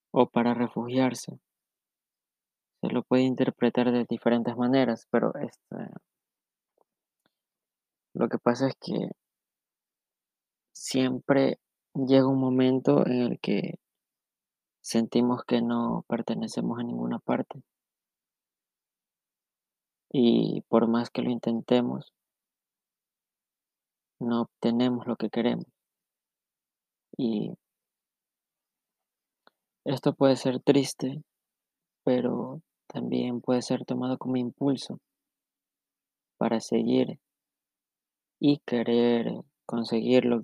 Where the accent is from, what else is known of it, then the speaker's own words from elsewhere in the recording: Ecuador; Soy de Ecuador